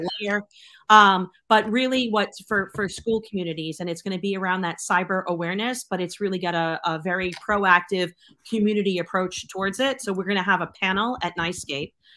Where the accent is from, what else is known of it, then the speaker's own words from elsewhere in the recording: Boston, Massachusetts, United States; now in Connecticut, United States; I'm from Boston. I still have that six one seven telephone number